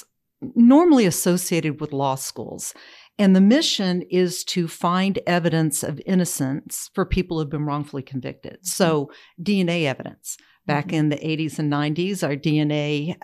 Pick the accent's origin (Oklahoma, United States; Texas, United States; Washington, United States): Oklahoma, United States; I was born in Oklahoma County, lived here most of my life